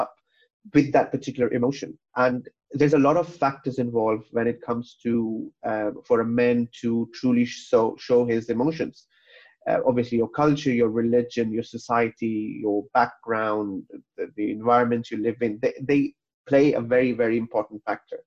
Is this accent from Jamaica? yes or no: no; Kuwait; moved away; also born or lived in Pakistan; I was born and brought up in Kuwait